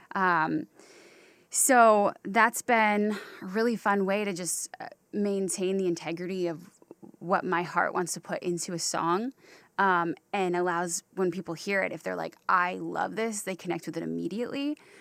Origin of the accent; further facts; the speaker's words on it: Durham Chapel Hill area, North Carolina, United States; now in Los Angeles, United States; I grew up in the Durham Chapel Hill area.